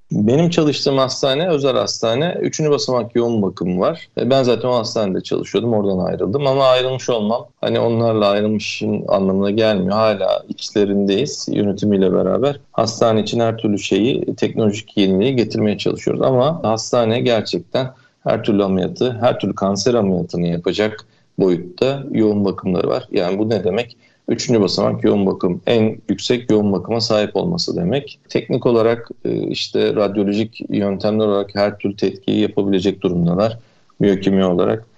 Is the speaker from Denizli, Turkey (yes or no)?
yes; Denizli, Turkey; also born or lived in Izmir; now in Fethiye, Turkey; Ben 1977 Denizli doğumluyum.